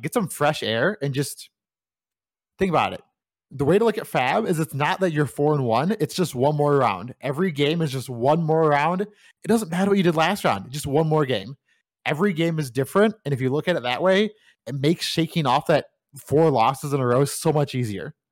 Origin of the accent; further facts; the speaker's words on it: United States; I'm from America